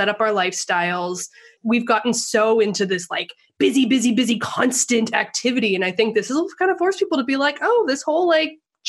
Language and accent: English; Alberta, Canada; I am originally Canadian. So born and raised, was actually in a really small town where I was born in like northern Alberta, where they have 6-foot snowdrifts by Halloween.